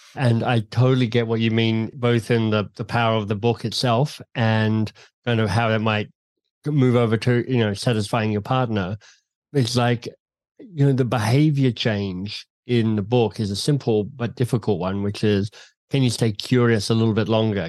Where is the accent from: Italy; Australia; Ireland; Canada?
Australia; Canberra, Australian Capital Territory; moved away as an adult; also born or lived in Oxford / London / Boston; I grew up in Canberra in Australia